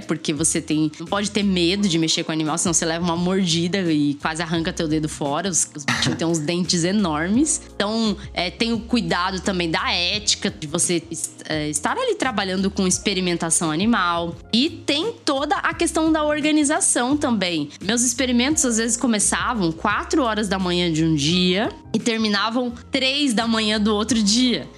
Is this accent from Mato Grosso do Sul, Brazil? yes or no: yes; Mato Grosso do Sul, Brazil; moved away as an adult; also born or lived in Paraná; now in São Paulo, Brazil; eu sou do Mato Grosso do Sul